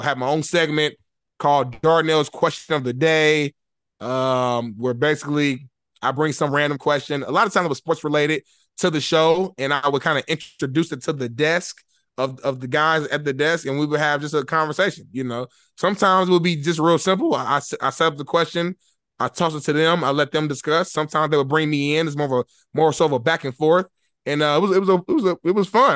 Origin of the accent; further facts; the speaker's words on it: Indianapolis, Indiana, United States; moved away as an adult; now in Los Angeles, United States; I'm from Indianapolis, Indiana. I grew up, I grew up poor.